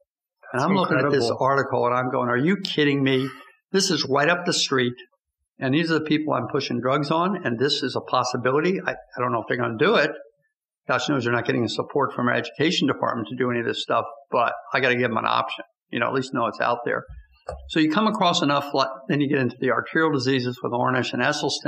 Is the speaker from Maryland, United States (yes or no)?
yes; Bethesda, Maryland, United States; also born or lived in Washington, D.C. / Rockville, Maryland; I was born in D.C., went to elementary school in Rockville, junior high school and high school in Bethesda